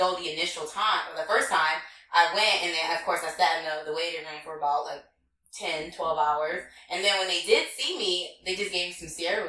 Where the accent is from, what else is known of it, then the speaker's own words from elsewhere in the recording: Compton, California, United States; moved away as an adult; now in New York, United States; I grew up in Compton.